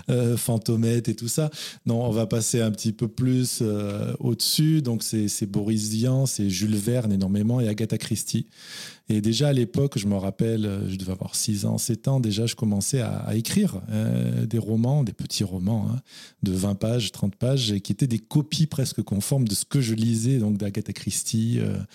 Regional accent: Narbonne / Carcassonne area, Occitania, France; l'Occitanie, oui, dont bah on est originaire tous les deux moi, je suis plus du côté Narbonnais, Carcassonnais. D'accord. Bah, ma mère est de Carcassonne et ah mes, grands-parents étaient à Carcassonne, donc j'allais passer tous mes étés à Carcassonne.

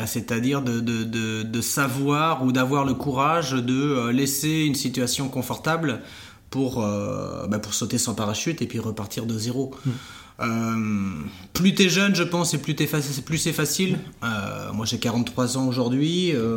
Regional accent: Saint-Jean-de-Monts, Pays de la Loire, France; also born or lived in Barcelona / Florence; je suis originaire de Saint-Jean-de-Mont en Vendée

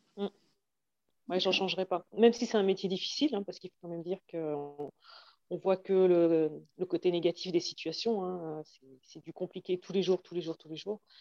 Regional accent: Magny-Cours, Bourgogne-Franche-Comté, France; j'ai grandi à Nevers-Manicourt, où il y avait euh, le circuit de F1

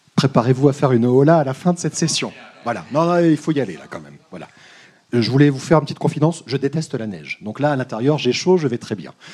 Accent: Paris, Île-de-France, France; je suis parisien

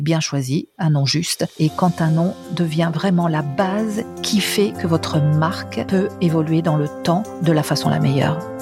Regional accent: France; moved away as an adult; now in Italy; Je suis française

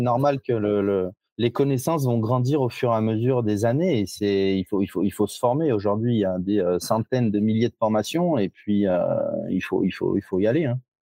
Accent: Givors, Auvergne-Rhône-Alpes, France; je suis originaire de Lyon, de Givors

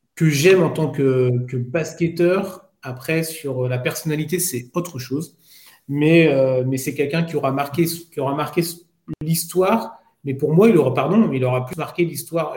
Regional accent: France; on est français

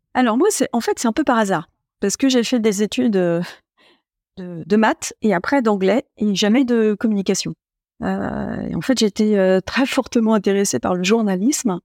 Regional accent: Troyes, Grand Est, France; j'étais originaire de Troyes

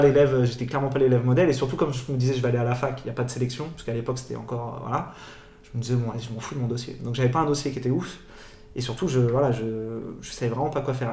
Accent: Paris, Île-de-France, France; moved away as an adult; also born or lived in Luxembourg; now in San Francisco, United States; j'ai grandi à Paris, euh, j'ai fait mes études à Paris.

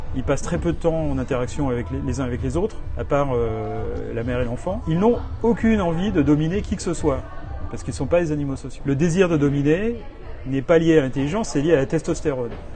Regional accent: France; moved away as an adult; now in New York, United States

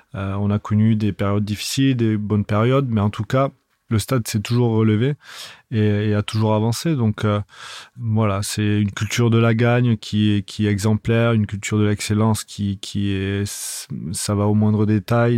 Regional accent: Toulouse, Occitania, France; je suis né à Toulouse

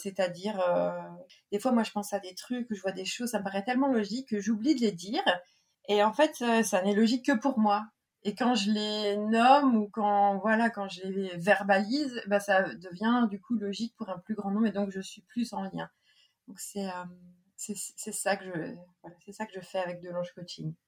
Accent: central Brittany, France; moved away; also born or lived in Saint-Malo; On a habité avec mes parents. Mes parents habitent toujours là. En fait, c'est un petit village qui s'appelle plexurier et qui est situé euh, vraiment en plein milieu de la Bretagne.

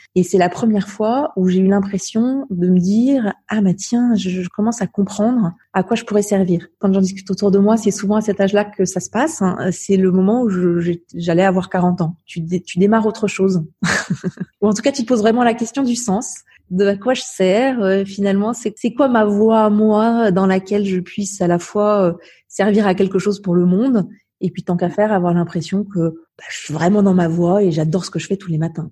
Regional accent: Savoie, Auvergne-Rhône-Alpes, France; also born or lived in Romans-sur-Isère, Drôme; je suis née dans la Drôme, mais en revanche, j'ai vraiment vécu euh, toute, toute, ma vie en Savoie

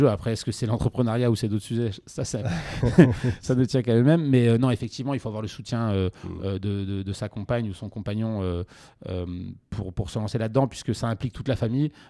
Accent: Montpellier, Occitania, France; also born or lived in Lyon; Alors moi je suis montpelliérain à la base. Et j'ai fait une partie de mes études à Lyon, tout à fait.

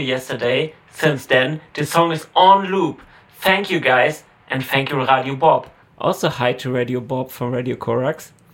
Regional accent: Halle, Saxony-Anhalt, Germany; my hometown.

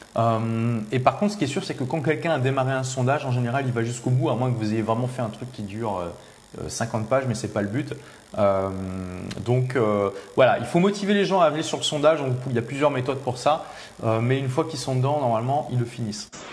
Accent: Lille, Hauts-de-France, France; je suis de Lille

